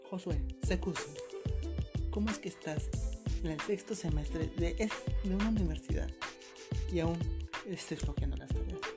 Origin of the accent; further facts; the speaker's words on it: Mexico; Que en mi país, México, se habla muy